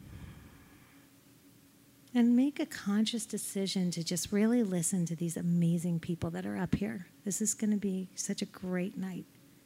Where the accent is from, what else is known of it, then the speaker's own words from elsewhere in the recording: New York, United States; I'm from New York